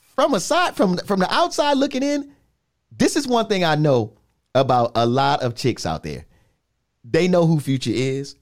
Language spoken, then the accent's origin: English; New York, United States; growing up in New York